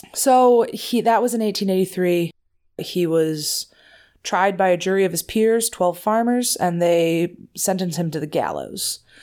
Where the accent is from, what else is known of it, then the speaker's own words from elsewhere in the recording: Wisconsin, United States; I'm from Wisconsin